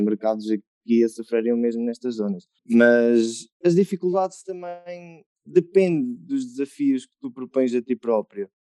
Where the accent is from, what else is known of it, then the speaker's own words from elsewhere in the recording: Murça, Norte, Portugal; also born or lived in Coimbra; também sou de Mursa como o Ricardo, e também toquei trompete na banda, também foi lá que aprendi.